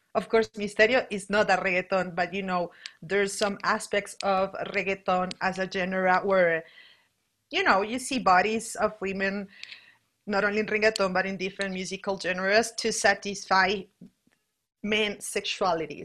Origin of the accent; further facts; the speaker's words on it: Bogotá, Colombia; I'm from Bogota, Colombia, and I'm living in Bogota, Colombia right now